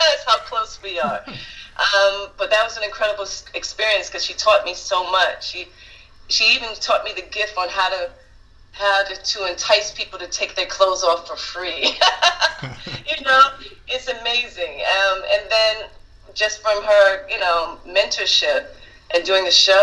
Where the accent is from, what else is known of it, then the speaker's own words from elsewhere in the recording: New York City, New York, United States; also born or lived in Bronx, New York; raised in Brooklyn and Harlem.